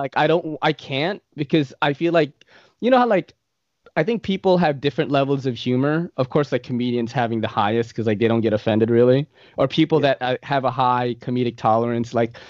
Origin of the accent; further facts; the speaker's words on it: Philippines; maybe they'll ask me what nationality I am, and I'll be like, oh, I'm Filipino, you know? The Japanese and the Spaniards like took over my country and made us look way better.